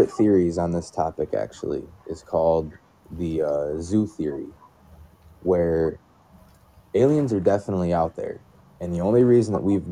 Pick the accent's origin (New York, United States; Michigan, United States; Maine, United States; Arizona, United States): Michigan, United States; I live in Michigan. My whole life, we've had some pretty terrible winters